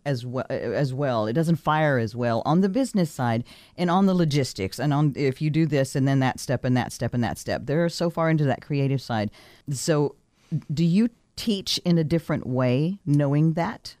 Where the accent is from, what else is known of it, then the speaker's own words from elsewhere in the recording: Texas, United States; moved away; I'm from Texas originally